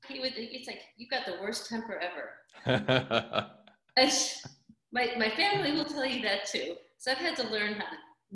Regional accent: Austin, Texas, United States; born there; I'm originally from back east. I was born in Austin, Texas. I now live out on the West Coast, Southwest. Kind of moved around.

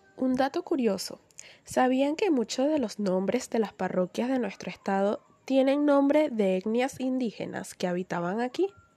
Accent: Venezuela; also born or lived in Caracas; si queremos contribuir con nuestra querida patria, sigamos adelante unidos, con paso firme hacia el crecimiento de Venezuela

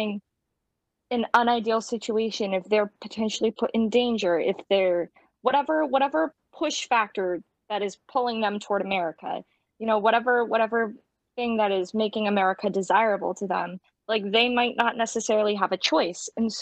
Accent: United States; also born or lived in Romania; because I'm adopted, I gained citizenship through my parents, because they were both United States citizens

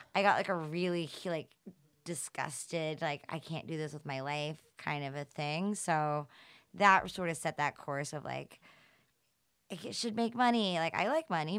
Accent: Atlanta, Georgia, United States; I'm from the South

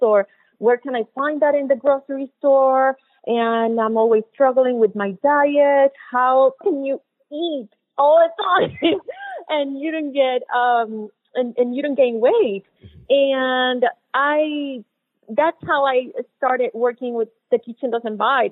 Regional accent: Puerto Rico; now in Miami, United States; I'm originally from Puerto Rico. When I moved to Miami

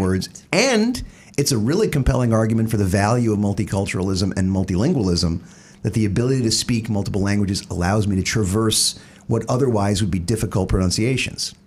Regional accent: the South, United States; now in New Jersey, United States; being a Southerner

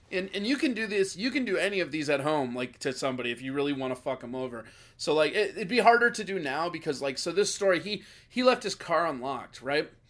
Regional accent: Hopkins, United States; I'm from Hopkins

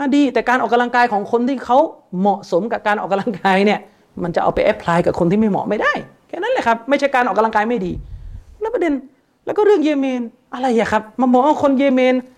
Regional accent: Thailand

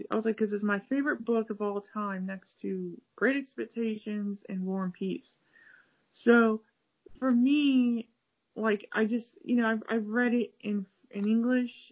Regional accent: Cleveland, Ohio, United States; now in Akron, United States; half the time people think I'm from California, even though I lived in California for a little bit, but I'm not from California. I'm from Cleveland, Ohio. I live in Akron, Ohio, which is 50 minutes south of Cleveland

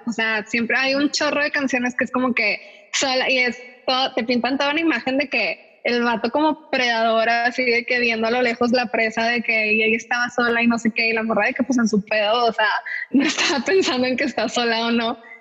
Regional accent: Monterrey, Nuevo León, Mexico; yo soy de aquí de Monterrey y crecí en una escuela como que bilingüe

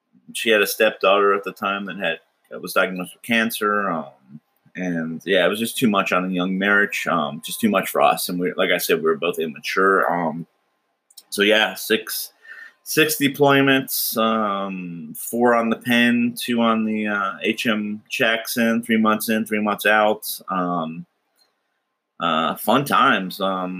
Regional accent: South Florida, United States; moved away as an adult; also born or lived in Wisconsin / New Mexico; now in Washington, United States; I'm not from Washington State originally, born in Wisconsin. Grew up mostly in South Florida, a little time in New Mexico, and then straight into the Navy at 18

